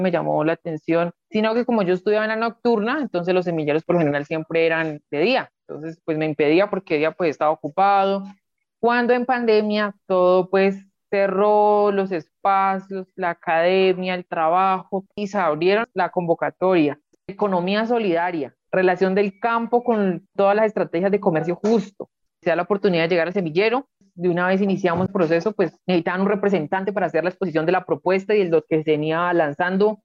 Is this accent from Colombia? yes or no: yes; Santander de Quilichao, Cauca, Colombia; soy del municipio de Santander de Clichao, el departamento del Cauca